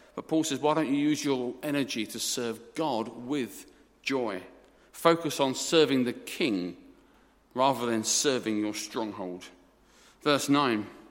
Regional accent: Essex, East of England, United Kingdom; I'm from Essex. I'm an Essex boy

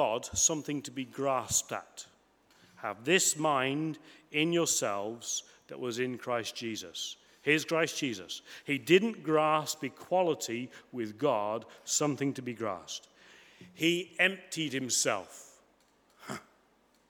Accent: Coventry, West Midlands, United Kingdom; moved away as an adult; also born or lived in United States / France; I grew up in Coventry, in the Midlands

